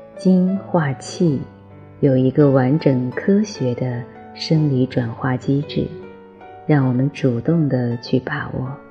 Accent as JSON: {"language": "Chinese", "country": "China", "said": "我们中国人"}